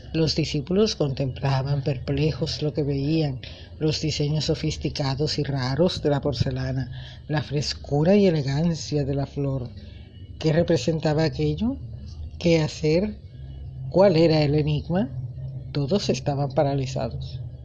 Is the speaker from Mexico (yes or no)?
no; Colombia; mi hermoso país, Colombia